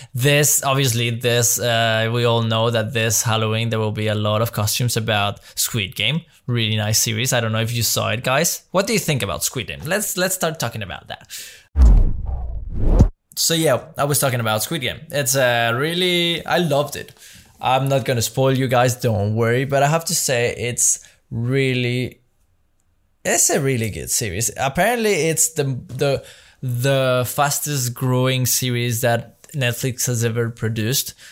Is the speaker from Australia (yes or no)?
no; Mexico; moved away as an adult; now in Belgium; I grew up in Mexico my Like, since I was three till I was nineteen, I spent my life in Mexico.